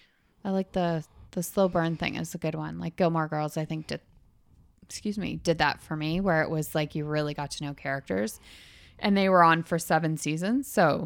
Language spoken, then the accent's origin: English; Canada; Up here. We're Canadian.